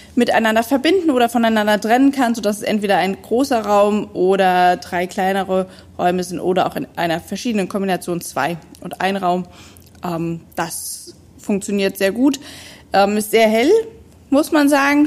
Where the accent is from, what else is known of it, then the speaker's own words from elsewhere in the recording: Neuwied area, Rhineland-Palatinate, Germany; ich komme hier aus der Umgebung